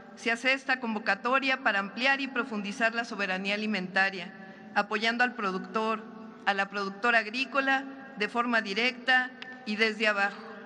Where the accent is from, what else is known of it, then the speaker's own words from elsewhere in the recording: Mexico; como mexicanos